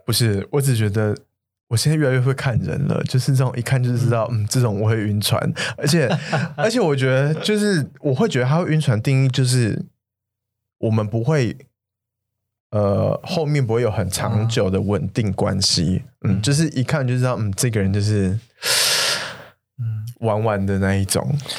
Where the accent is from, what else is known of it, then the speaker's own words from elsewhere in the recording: Taiwan; 我是台湾人